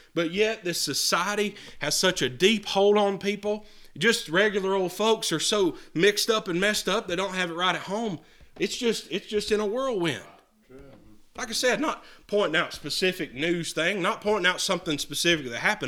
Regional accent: United States; I'm an American citizen

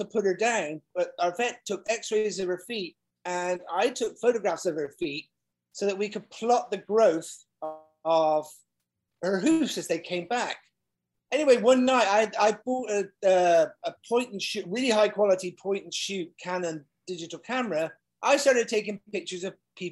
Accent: Bath, South West England, United Kingdom; where I grew up in Bath in the UK.

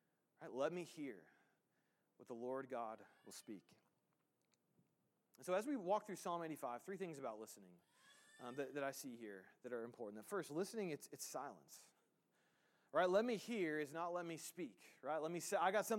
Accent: United States; we as the American church

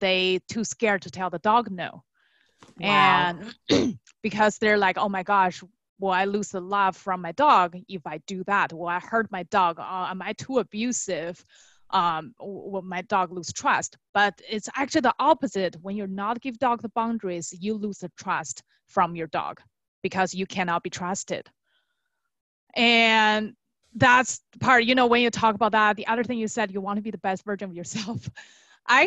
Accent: China; moved away; I was born and raised in China

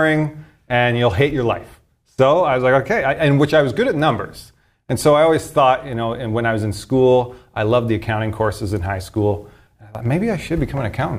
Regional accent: Sherwood Park, Alberta, Canada; also born or lived in Edmonton; I was born here in Edmonton. Lived in Edmonton for the first 4 or 5 years. Then I moved to Sher Park, kind of the outskirts of Edmonton there

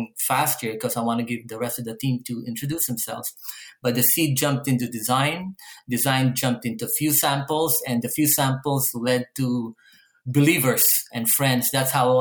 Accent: Manila, Metro Manila, Philippines; now in Canada; I grew up in Manila, Philippines.

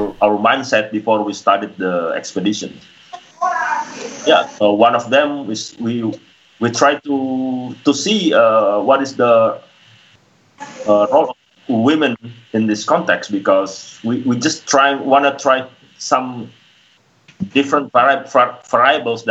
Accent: Sulawesi, Indonesia; it was in Sulawesi, my hometown, in an area called Sigi

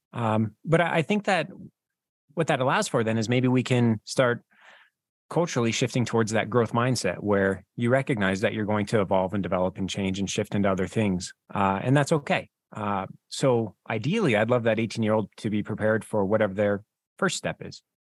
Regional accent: Wyoming, United States; I'm from Wyoming

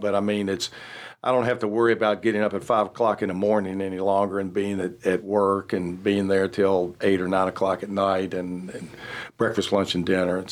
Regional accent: Roanoke, Virginia, United States; moved away as an adult; now in Charlotte, United States; growing up in Roanoke, my father, he was also in the food

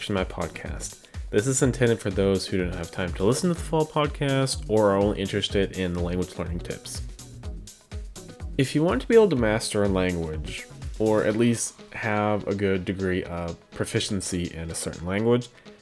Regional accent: Midwest, United States; So I'm from the Midwest, and I learned German in high school

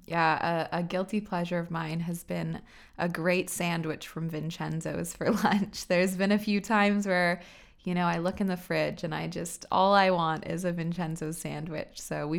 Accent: Waterloo, Ontario, Canada; also born or lived in Guelph; I grew up in Waterloo, and it's funny, I actually never thought that I would stay here as an adult. I went away to Guelph for university for 4 years and totally fell in love with Guelph.

